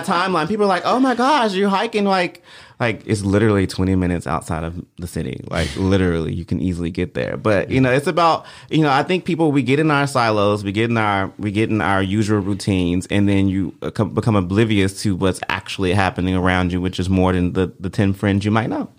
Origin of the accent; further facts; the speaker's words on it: Memphis, Tennessee, United States; growing up in Whitehaven